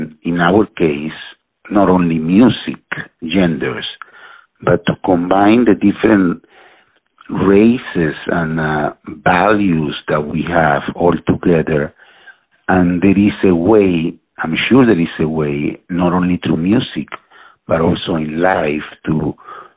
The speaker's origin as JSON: {"language": "English", "country": "Venezuela", "tie": "born or raised there", "also_born_or_lived": "Philadelphia / New York City / Texas", "moved": "yes", "said": "I grew up in Venezuela"}